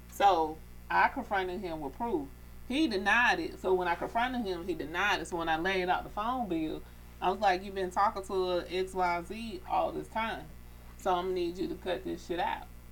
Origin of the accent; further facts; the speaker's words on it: Atlanta, Georgia, United States; I grew up in Atlanta in the streets